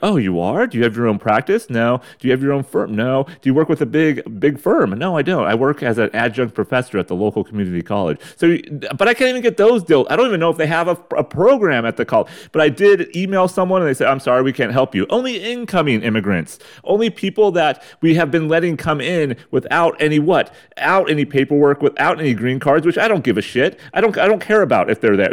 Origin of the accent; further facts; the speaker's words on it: United States; a white American male